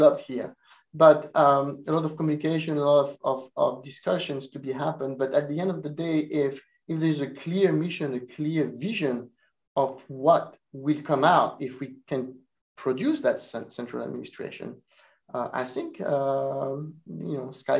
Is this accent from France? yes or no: yes; France; also born or lived in Italy; now in Urbana-Champaign, United States; I was born in Italy, I grew up in France